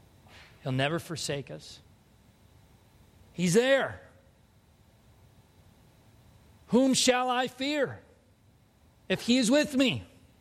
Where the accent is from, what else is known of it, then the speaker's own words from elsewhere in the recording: California, United States; now in Minnesota, United States; I'm not a Californian anymore. I might visit, but I'm a Minnesotan now.